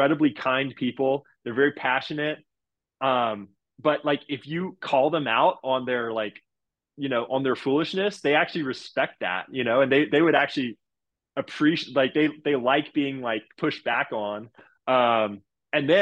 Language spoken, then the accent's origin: English; Houston, Texas, United States; here I am in Houston, you know, the team that drafted me in my hometown